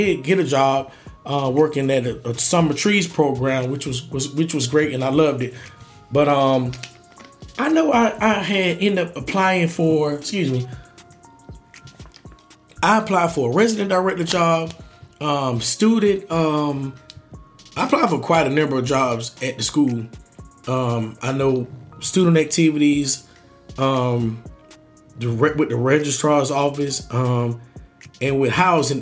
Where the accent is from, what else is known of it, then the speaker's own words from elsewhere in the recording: Augusta, Georgia, United States; I'm from Augusta, Georgia. So it's like, I know that that's my home